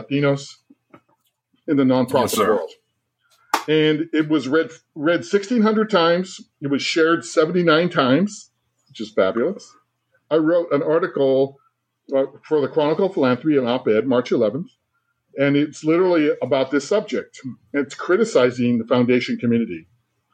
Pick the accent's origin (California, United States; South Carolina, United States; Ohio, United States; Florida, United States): California, United States; I'm a Chicano from California and a proud father